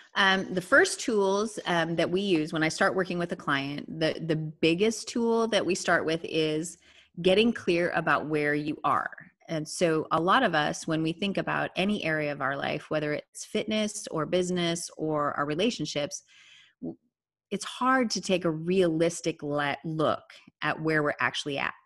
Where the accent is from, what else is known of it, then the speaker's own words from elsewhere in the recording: South Dakota, United States; moved away as an adult; also born or lived in Minnesota; now in Austin, United States; So I was raised in South Dakota, and I married a Minnesotan.